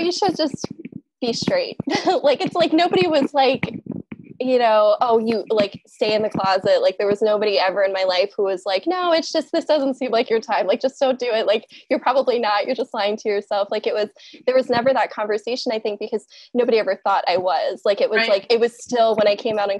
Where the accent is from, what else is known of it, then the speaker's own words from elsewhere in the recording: Newark, Delaware, United States; growing up in Newark